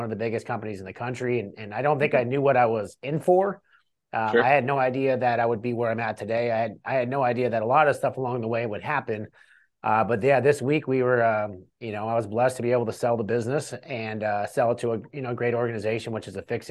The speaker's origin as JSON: {"language": "English", "region": "California", "country": "United States", "also_born_or_lived": "Cleveland, Ohio", "moved": "as an adult", "said": "I'm from California originally. My early 20s, I got in a lot of trouble and I was doing a bunch of stupid shit. And I decided, hey, I'm going to get out of California"}